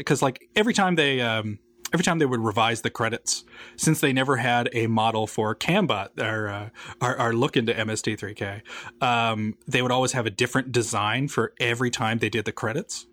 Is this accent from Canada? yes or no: yes; Newfoundland and Labrador, Canada; I was born and raised in Newfoundland